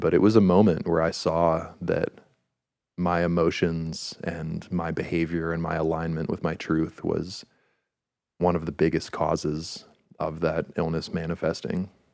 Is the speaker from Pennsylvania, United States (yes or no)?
yes; Pittsburgh, Pennsylvania, United States; we're from Pittsburgh